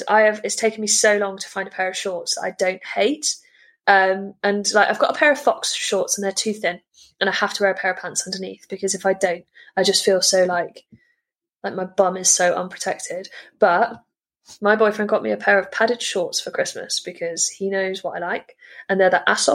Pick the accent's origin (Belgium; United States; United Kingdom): United Kingdom; also born or lived in South West England; we are British